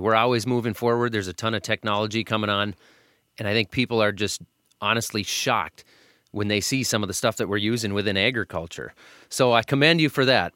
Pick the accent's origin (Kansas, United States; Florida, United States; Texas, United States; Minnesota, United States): Minnesota, United States; I'm from Minnesota. We're sitting in Minnesota.